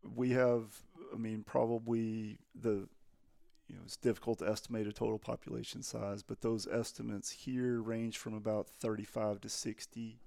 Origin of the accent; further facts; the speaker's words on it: Texas, United States; I'm from Texas